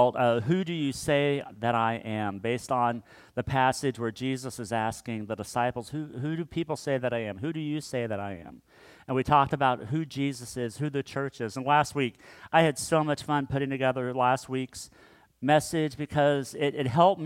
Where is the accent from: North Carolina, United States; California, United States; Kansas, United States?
Kansas, United States; growing up in Kansas, we would drive up to my dad's hometown called Mankato, Kansas.